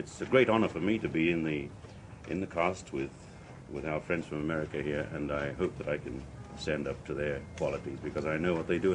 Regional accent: New Zealand; moved away

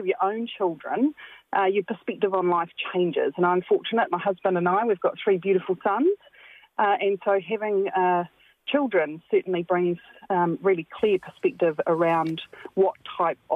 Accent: central Hawke's Bay, New Zealand; I grew up in very rural New Zealand, in central Hawke's Bay. So I'm a Hawke's Bay born and bred local

